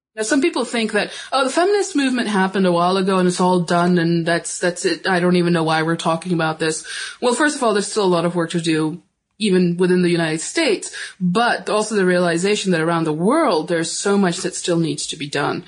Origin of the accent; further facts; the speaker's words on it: Pakistan; I'm from Pakistan